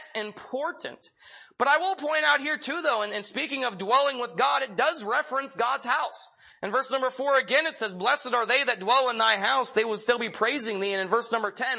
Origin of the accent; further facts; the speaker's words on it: Pennsylvania, United States; When I was young, I'm from Pennsylvania, and my best friend lived about a mile down the road